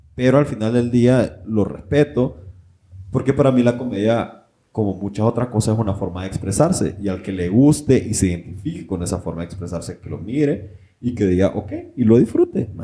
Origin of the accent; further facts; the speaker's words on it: Honduras; moved away; nosotros como hondureños